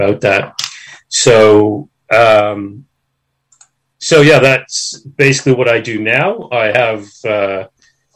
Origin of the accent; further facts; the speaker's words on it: Toronto, Ontario, Canada; moved away as an adult; now in Australia; I was originally born and raised in Toronto, Canada